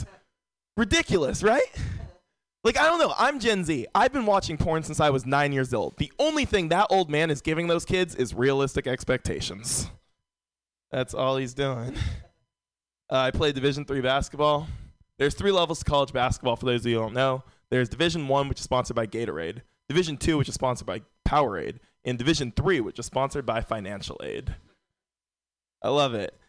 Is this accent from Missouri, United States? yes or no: no; San Francisco, California, United States; Born and raised in San Francisco